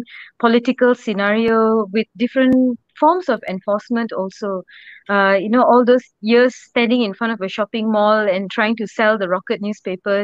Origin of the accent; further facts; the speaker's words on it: Ipoh, Perak, Malaysia; moved away as an adult; also born or lived in Gopeng, Perak / Penang; I grew up in Ipoh